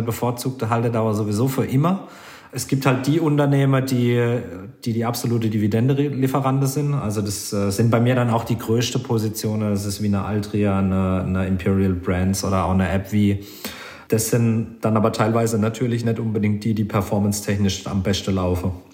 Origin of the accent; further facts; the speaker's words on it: Germany; bei uns in Deutschland